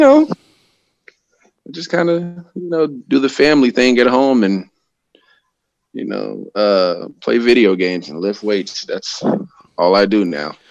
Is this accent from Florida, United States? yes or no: yes; Tampa, Florida, United States; moved away as an adult; also born or lived in Napa, California; now in Bay Area, California, United States; I'm originally from Tampa, Florida.